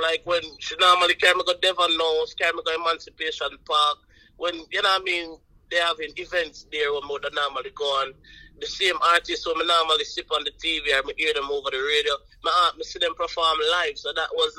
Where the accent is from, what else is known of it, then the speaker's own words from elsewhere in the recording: Buff Bay, Portland, Jamaica; Buff Bay is a little town inside the parish of Portland. You know what I mean? You know, Portland is on the east side of Jamaica, so you know, we're all up on the countryside, right?